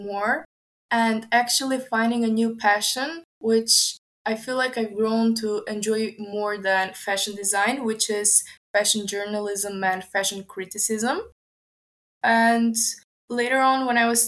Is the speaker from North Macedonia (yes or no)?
yes; Skopje, North Macedonia; I come from Skopje. It is in North Macedonia